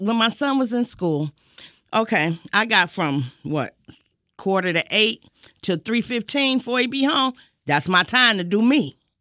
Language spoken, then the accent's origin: English; Detroit, Michigan, United States; I am originally from Detroit all my life